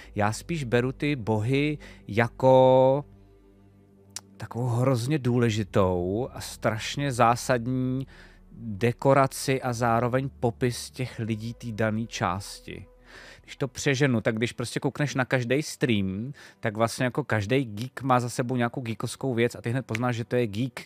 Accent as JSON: {"language": "Czech", "country": "Czechia", "said": "jsme z Čech"}